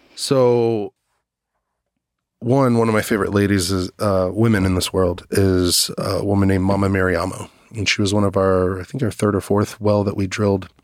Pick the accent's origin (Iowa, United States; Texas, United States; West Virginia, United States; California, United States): Texas, United States; Dallas; I grew up in Dallas, Fort Worth